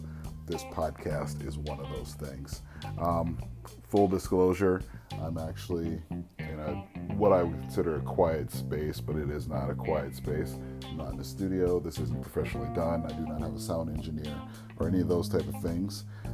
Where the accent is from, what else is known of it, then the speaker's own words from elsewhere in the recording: Minot, North Dakota, United States; also born or lived in Columbus, Ohio / South Carolina; I was born in Columbus, Ohio, but I'm not necessarily from Columbus, Ohio. I spent some time where my sisters were born in South Carolina. My family's from Clemson, South Carolina area, but I'm not from South Carolina either. I grew up partially on an Air Force base in Minot, North Dakota